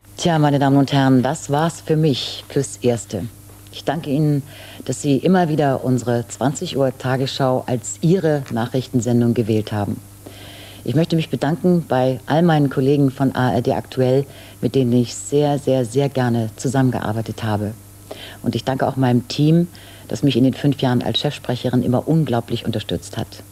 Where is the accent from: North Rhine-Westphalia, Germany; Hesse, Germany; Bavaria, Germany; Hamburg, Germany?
Hamburg, Germany; accent: Hamburger A; also born or lived in Berlin; weder Berlinerisch, in, wo ich geboren bin, noch Hamburgisch, als wir dann jetzt hier waren. Also in dem irgendwie mit Akzent gesprochen wurde, sondern es wurde immer Hochdeutsch geredet.